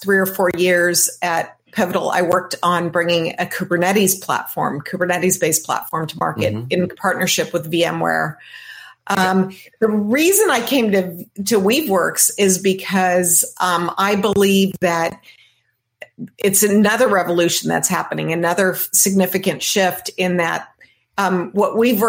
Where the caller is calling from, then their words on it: Santa Barbara, California, United States; I'm joining you today from Santa Barbara, California.